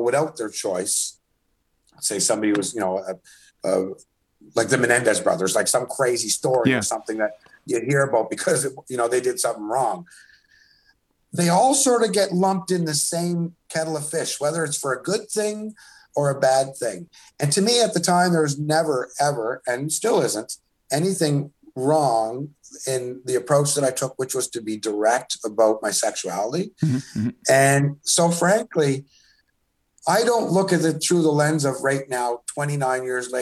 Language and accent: English; Canada; as a Canadian artist